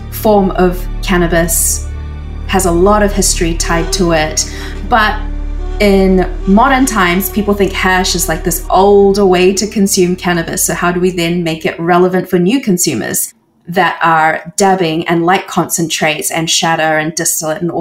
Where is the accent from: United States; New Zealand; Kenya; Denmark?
New Zealand; moved away as an adult; now in Canada; I've always felt quite alone growing up in New Zealand